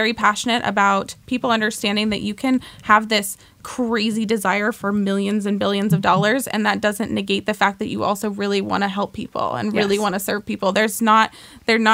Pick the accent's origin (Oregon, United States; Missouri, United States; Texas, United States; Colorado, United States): Oregon, United States; I grew up in Oregon